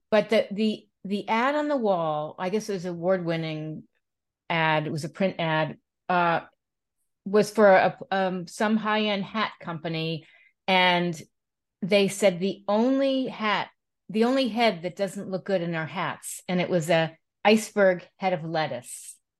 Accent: East Coast, United States; also born or lived in Manhattan, New York; I grew up on the East Coast, and I lived in Manhattan

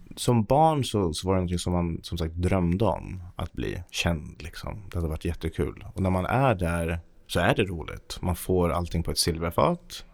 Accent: Haninge, Stockholm County, Sweden; also born or lived in Kista; jag föddes i Kista. Vi flyttade till Haninge när jag var sju år

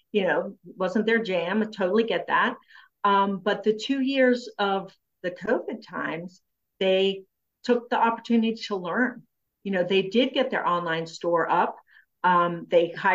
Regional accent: Frederick, United States; my hometown here in Frederick

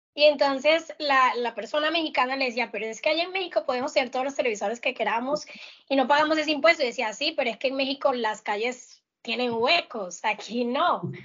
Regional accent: La Guajira, Colombia; Yo, que soy de La Guajira

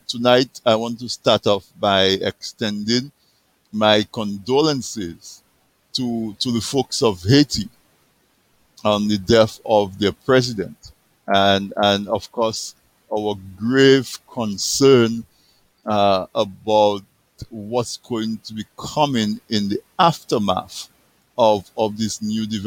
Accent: Dominica; I was born in Dominica

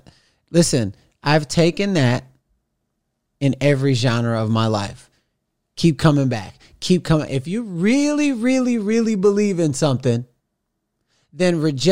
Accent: Los Angeles, California, United States; I was like, yo, man, I'm from Los Angeles.

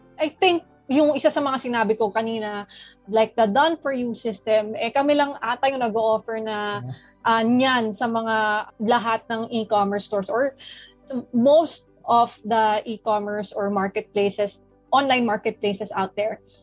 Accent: Philippines; as a Filipino

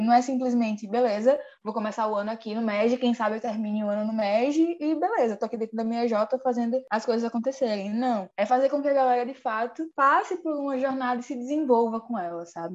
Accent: Alagoas, Brazil; no nosso estado

